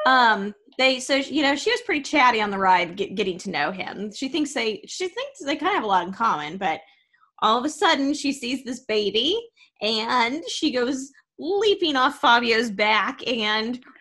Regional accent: Arkansas, United States; and I need you to know I grew up in Arkansas. There's a lot of horses.

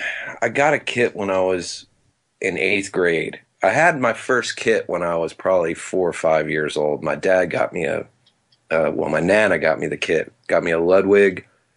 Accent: Metuchen, New Jersey, United States; I was born in New Brunswick, Middlesex Hospital, and didn't grow up, but spent my first 5 years in Metuchen, New Jersey.

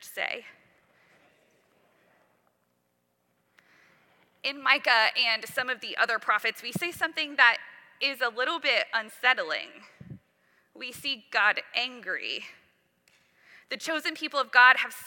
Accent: Western Oklahoma, United States; I grew up in Western Oklahoma

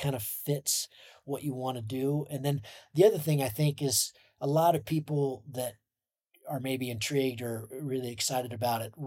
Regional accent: Sun Valley, Idaho, United States; I trained in my hometown in Sun Valley

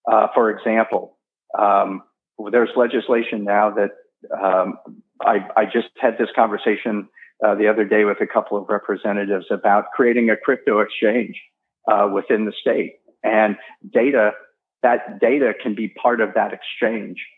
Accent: St. Louis, Missouri, United States; now in North Dakota, United States; Uh, again, I came from St. Louis, and I was actually one of those people who said, "Sure, I'll move to North Dakota. That sounds like fun."

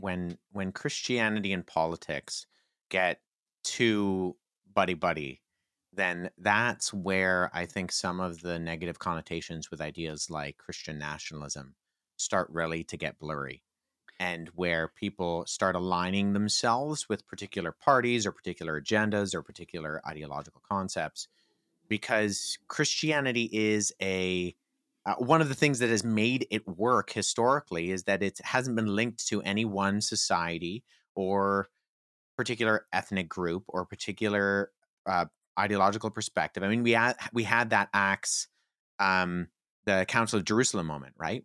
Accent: Canada; myself, whose Canadian heritage goes back to the eighteenth century

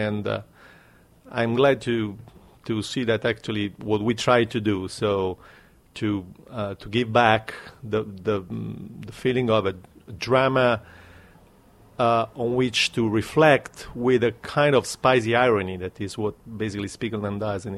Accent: Naples, Campania, Italy; my own town is Naples

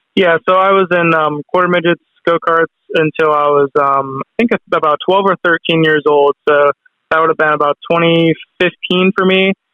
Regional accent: Atlanta, Georgia, United States; I was born in Atlanta. He moved down to Atlanta for work um, when I was born, and I grew up there.

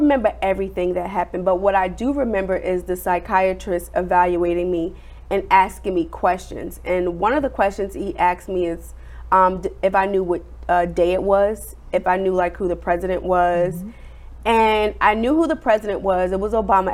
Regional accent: New Jersey, United States; moved away; I'm originally from New Jersey

